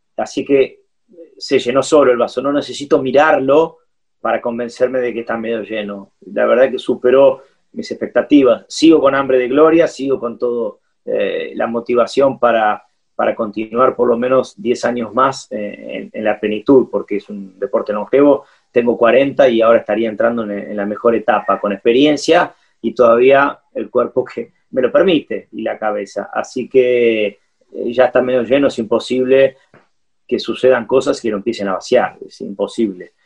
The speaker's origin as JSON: {"language": "Spanish", "country": "Argentina", "also_born_or_lived": "Curitiba, Brazil", "said": "Nos sentimos siempre argentinos, tenemos documentos argentinos, tenemos, bueno, somos más argentinos que cualquiera que haya nacido acá"}